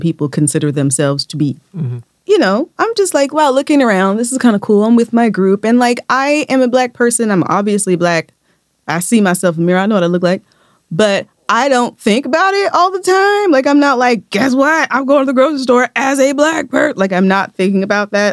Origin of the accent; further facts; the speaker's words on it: United States; we're from America